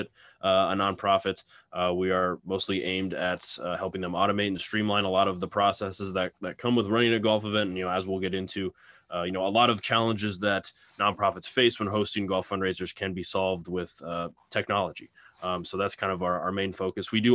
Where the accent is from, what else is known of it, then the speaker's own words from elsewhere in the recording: Lincoln, Nebraska, United States; I'm from Lincoln, Nebraska, and that's actually where we're headquartered